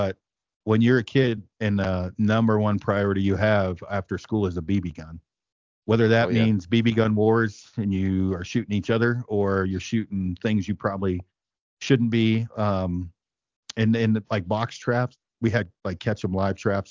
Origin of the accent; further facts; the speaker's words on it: Detroit, Oregon, United States; I'm from Detroit Lake, Oregon, and it's 200 people in the middle of the Cascades